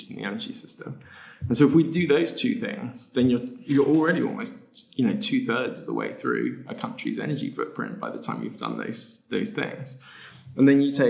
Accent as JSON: {"language": "English", "country": "United Kingdom", "said": "the UK, my home country"}